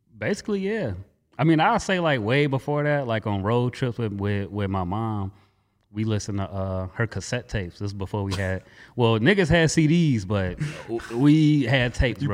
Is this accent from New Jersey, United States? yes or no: no; Gary, Indiana, United States; also born or lived in California; I was born in California, don't remember a day of it. Um, practically raised in Gary. All I know is Gary